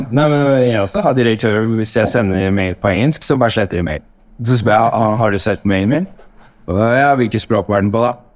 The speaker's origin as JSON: {"language": "Norwegian", "country": "Norway", "moved": "yes", "lives_now": "Paris, France", "said": "som nordmann"}